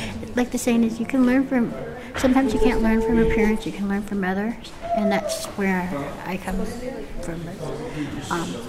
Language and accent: English; Lummi, Washington, United States; I'm from Lummi